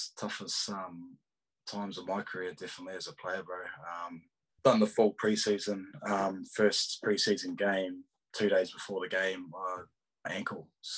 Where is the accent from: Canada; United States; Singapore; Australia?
Australia; So, I mean, being an Aussie for so long, I wanted to see what it was like, you know what I mean?